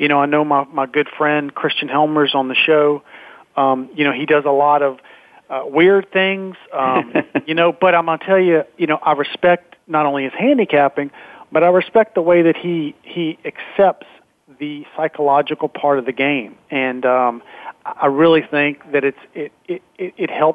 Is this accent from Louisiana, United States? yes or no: yes; Baton Rouge, Louisiana, United States; I'm from Baton Rouge.